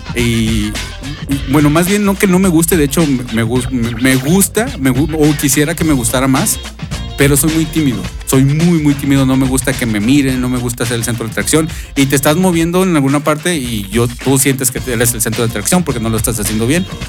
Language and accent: Spanish; Mexico; somos mexicanos